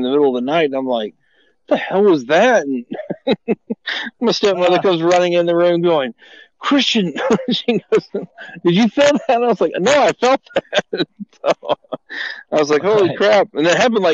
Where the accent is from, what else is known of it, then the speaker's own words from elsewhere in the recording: Cleveland, Texas, United States; moved away; I'm from Cleveland, Texas, and originally